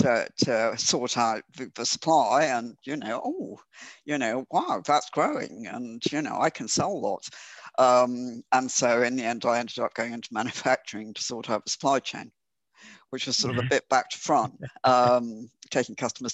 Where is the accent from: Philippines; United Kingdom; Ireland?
Ireland; being Irish, and I just, you know, stay with what I know.